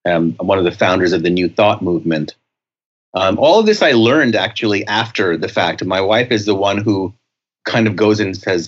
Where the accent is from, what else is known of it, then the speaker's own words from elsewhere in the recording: India; I'm Indian from India, but I don't really channel any of the gurus.